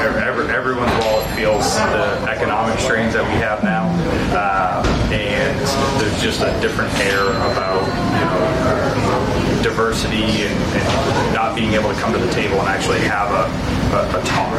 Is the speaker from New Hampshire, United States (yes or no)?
yes; Hillsborough, New Hampshire, United States; from Hillsboro, so little town guy.